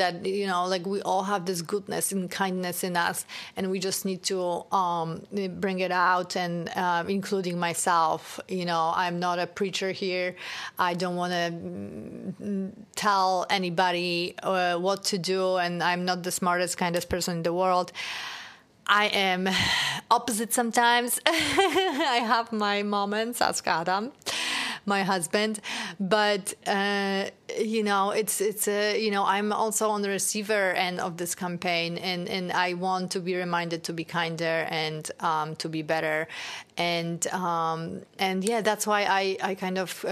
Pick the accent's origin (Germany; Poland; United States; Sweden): Poland; moved away; I grew up in Poland